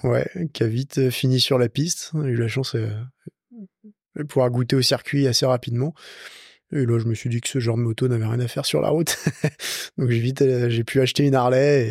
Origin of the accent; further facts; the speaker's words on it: Lyon, Auvergne-Rhône-Alpes, France; J'ai 27 ans, je vis à Lyon, je suis né à Lyon.